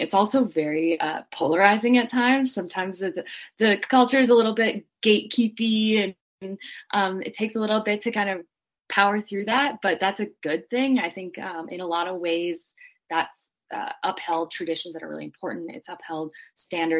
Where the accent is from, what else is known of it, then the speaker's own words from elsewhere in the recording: Green Bay, Wisconsin, United States; I grew up watching American football. I'm from Green Bay, Wisconsin